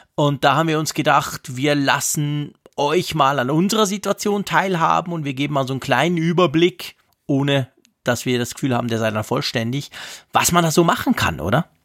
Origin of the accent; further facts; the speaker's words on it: Switzerland; als Schweizer